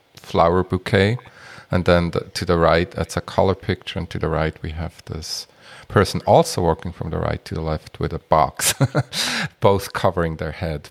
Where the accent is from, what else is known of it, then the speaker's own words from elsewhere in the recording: Switzerland; moved away; I'm from Switzerland originally